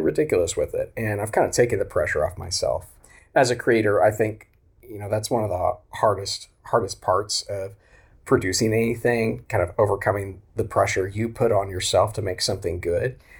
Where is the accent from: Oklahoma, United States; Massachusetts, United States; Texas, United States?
Oklahoma, United States; also born or lived in Tulsa, Oklahoma; I grew up in Oklahoma. That's where I live now, in Tulsa.